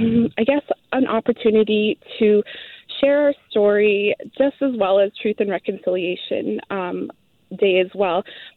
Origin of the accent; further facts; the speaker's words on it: Kamloops, British Columbia, Canada; I'm from Kamloops. I'm from the Kamloops Indian Band here